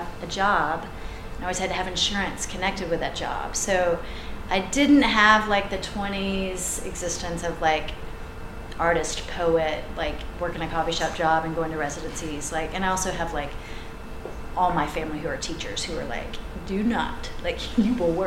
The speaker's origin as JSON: {"language": "English", "region": "the South", "country": "United States", "also_born_or_lived": "Boston", "moved": "yes", "said": "I'm from the South originally"}